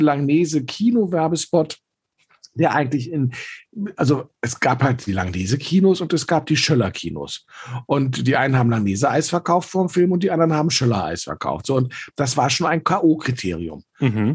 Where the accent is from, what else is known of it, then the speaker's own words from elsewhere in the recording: Berlin, Germany; ich bin in Eichkamp aufgewachsen